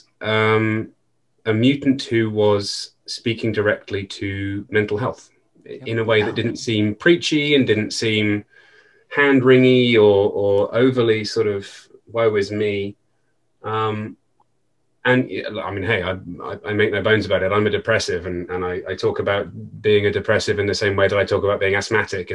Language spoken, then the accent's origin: English; United Kingdom